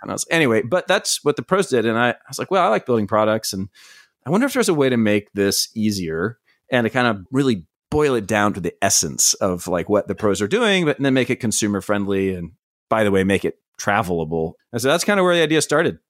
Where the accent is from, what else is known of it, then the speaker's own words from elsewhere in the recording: East Coast, United States; I grew up on the East Coast, going to, like, Myrtle Beach and sometimes down to the Gulf